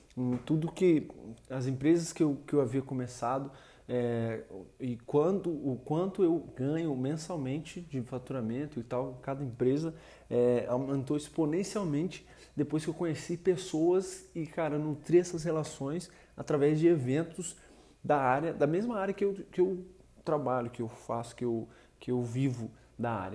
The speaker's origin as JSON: {"language": "Portuguese", "region": "Rio de Janeiro", "country": "Brazil", "said": "sou do Rio de Janeiro"}